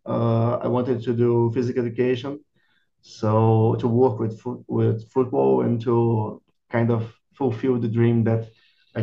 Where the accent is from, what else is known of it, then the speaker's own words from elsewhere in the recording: Rio de Janeiro, Brazil; moved away as an adult; also born or lived in Ireland / Belgium / Czech Republic; now in São Paulo, Brazil; I'm from Rio de Janeiro originally, but since I moved back from Ireland in 2019, I'm living in São Paulo